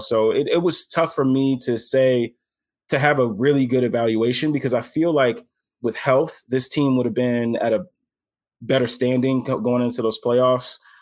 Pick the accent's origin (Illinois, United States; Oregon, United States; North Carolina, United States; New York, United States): Illinois, United States; Chicago; I'm from Chicago